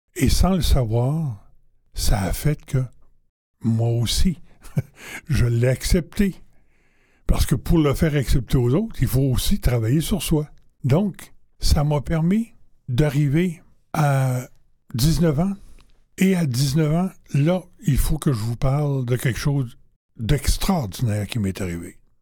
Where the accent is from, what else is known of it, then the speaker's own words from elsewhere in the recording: Quebec City, Quebec, Canada; also born or lived in Warwick, Quebec; je suis arrivé à Québec, chez moi